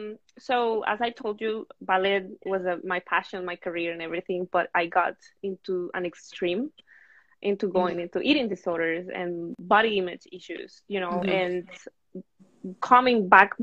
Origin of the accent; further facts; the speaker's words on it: Venezuela; moved away as an adult; also born or lived in Brooklyn, United States; now in United States; I am from Venezuela. I moved to the States about 7 years ago and mainly lived in Brooklyn.